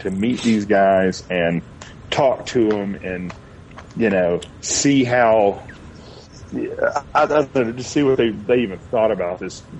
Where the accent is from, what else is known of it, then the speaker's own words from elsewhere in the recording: Atlanta, Georgia, United States; also born or lived in Stone Mountain, Georgia / Kennesaw, Georgia / Athens, Georgia; I was born and raised in Atlanta, but grew up in Little Five Points.